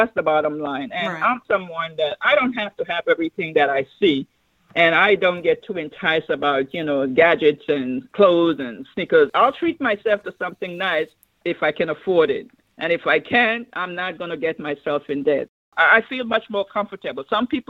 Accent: U.S. Virgin Islands; I have also traveled to my hometown in the Virgin Islands and was a guest speaker at the commencement.

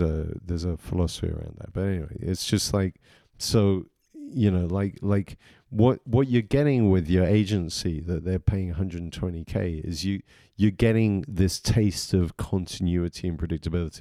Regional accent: England, United Kingdom; moved away; I grew up in England

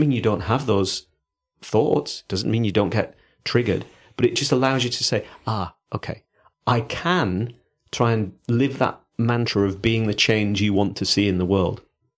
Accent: Yorkshire and the Humber, United Kingdom; accent: Yorkshire; Don't know why I'm hamming up my Yorkshire accent with this.

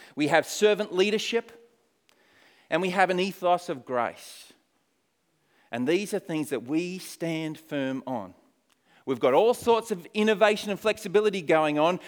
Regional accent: Australia; moved away as an adult; also born or lived in Poland; now in New Zealand; I am an Aussie. Uh, but I haven't lived in Australia, if this counts for anything, for many years

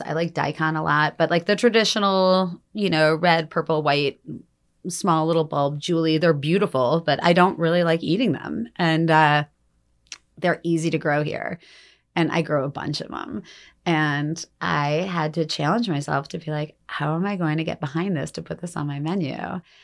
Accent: Detroit, Michigan, United States; moved away; also born or lived in Denali, Alaska; I grew up in Detroit

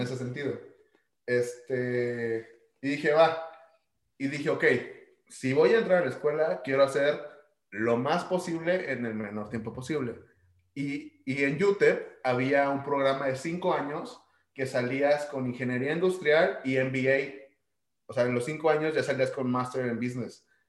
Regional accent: Ciudad Juárez, Chihuahua, Mexico; soy mexicano

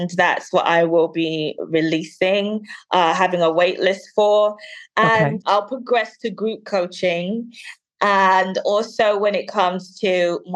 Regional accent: London, United Kingdom; now in Birmingham, United Kingdom; I was born and raised in London, and I currently live in the second largest city, Birmingham.

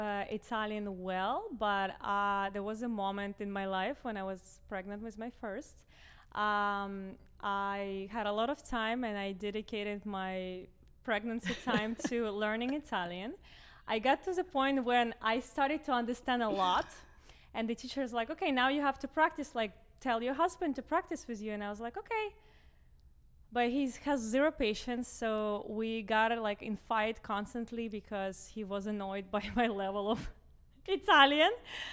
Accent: Russia; now in Miami, United States; growing up in Russia with Russian parents

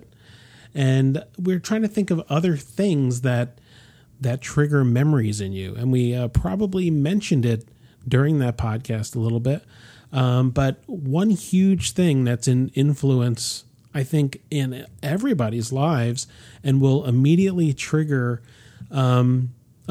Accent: Rahway, New Jersey, United States; I'm not from Norway. I'm from Rahway. Which is actually where I was born.

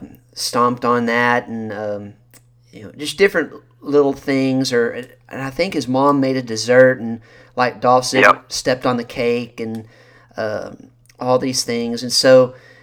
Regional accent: the South, United States; especially growing up in the South and especially in NWA

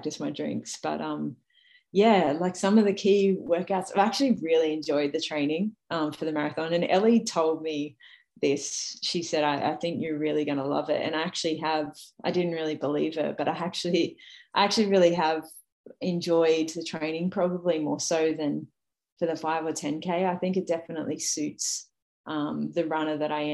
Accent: Sydney, New South Wales, Australia; raising my profile as an athlete in my hometown

